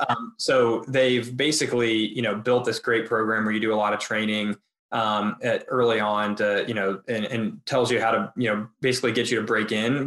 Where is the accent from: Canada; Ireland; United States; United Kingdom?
United States; Indianapolis, Indiana; moved away as an adult; also born or lived in Chicago; now in Cleveland, United States; I'm from Indianapolis